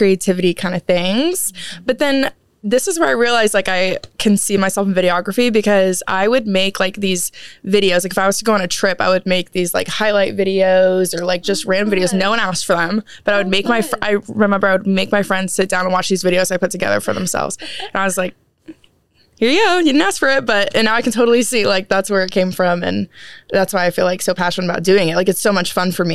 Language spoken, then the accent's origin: English; Waco, Texas, United States; I'm from Waco